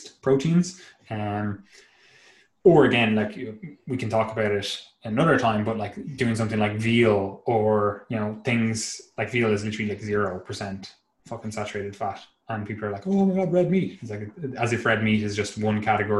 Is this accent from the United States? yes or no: no; Ireland; being inherently patriotic to my country